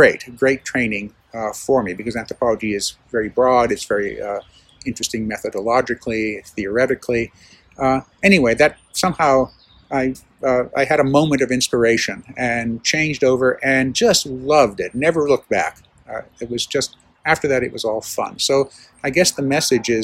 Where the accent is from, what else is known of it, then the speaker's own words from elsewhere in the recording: Tuscany, Italy; moved away; I grew up in Italy and in Tuscany